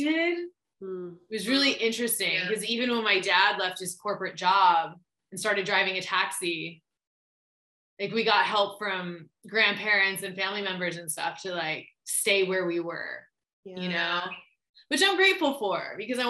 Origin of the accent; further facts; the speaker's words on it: Kansas, United States; moved away; I grew up in Kansas, of all places.